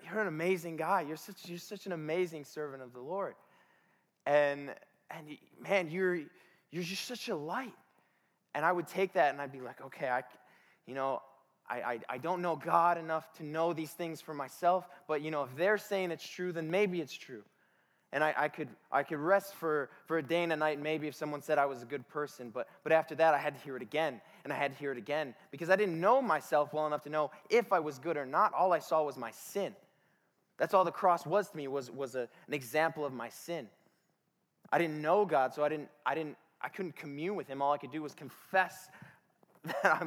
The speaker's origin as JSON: {"language": "English", "town": "Detroit", "region": "Michigan", "country": "United States", "tie": "born or raised there", "said": "I grew up in Detroit, which by association makes me the most dangerous person in the room."}